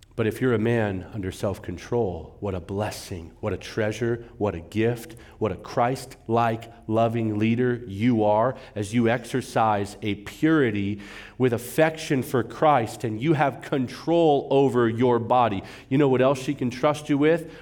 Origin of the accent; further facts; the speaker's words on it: California, United States; moved away as an adult; now in Arizona, United States; I'm a California guy.